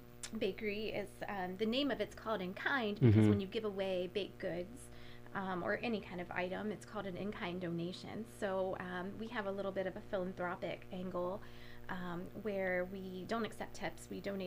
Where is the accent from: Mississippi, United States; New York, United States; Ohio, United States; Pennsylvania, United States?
Ohio, United States; moved away as an adult; now in Michigan, United States; I grew up in a small rural farm town in Ohio